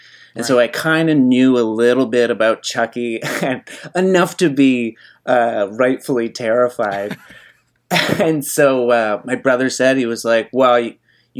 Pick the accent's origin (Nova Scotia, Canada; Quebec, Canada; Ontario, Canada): Nova Scotia, Canada; I grew up on the East Coast. I grew up in Nova Scotia